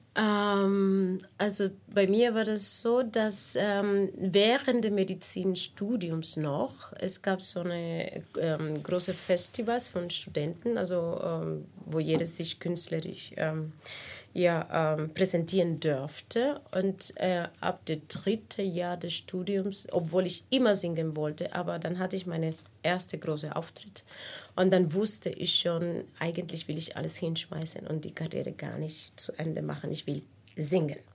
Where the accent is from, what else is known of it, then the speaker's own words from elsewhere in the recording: Cuba; first language Spanish; German is a second language; moved away as an adult; also born or lived in Havana / Prague; now in Berlin, Germany; überwiegend habe ich meine ganze Kindheit in Kuba verbracht, außer also diese drei, vier Jahre